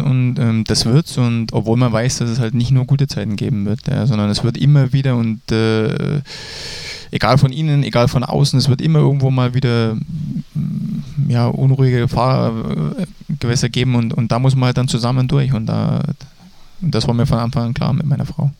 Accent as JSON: {"language": "German", "town": "Dresden", "region": "Saxony", "country": "Germany", "tie": "born or raised there", "said": "ich bin in Dresden groß geworden, also die Sprache können wir noch."}